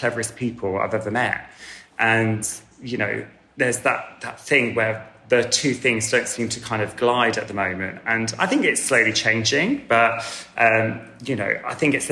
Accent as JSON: {"language": "English", "area": "Wiltshire", "region": "South West England", "country": "United Kingdom", "tie": "born or raised there", "said": "I grew up in Wiltshire"}